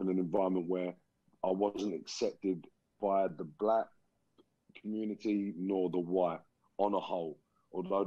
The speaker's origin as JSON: {"language": "English", "region": "London", "country": "United Kingdom", "tie": "born or raised there", "also_born_or_lived": "Liverpool", "said": "I was born in Liverpool in 1972. And then my mum and dad moved to London mid-70s. So around 77, 78, they moved to London."}